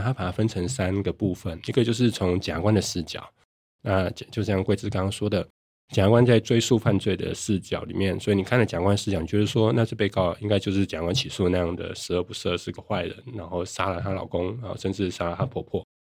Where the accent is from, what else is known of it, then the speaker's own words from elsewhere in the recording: Taiwan; 我家在云林